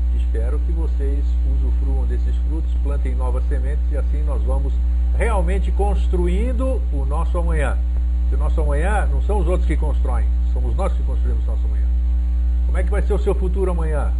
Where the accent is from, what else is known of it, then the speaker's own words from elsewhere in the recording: Greece; moved away; eu sou grego e os gregos eles têm como característica dar maior valor à onomástica